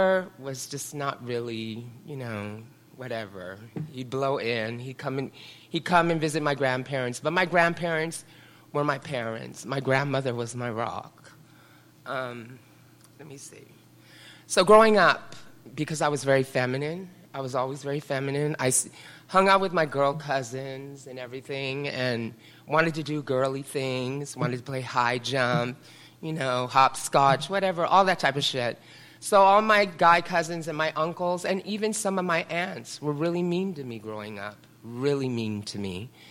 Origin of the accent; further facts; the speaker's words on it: San Francisco, California, United States; also born or lived in Carmel; I grew up in the Richmond district here in San Francisco.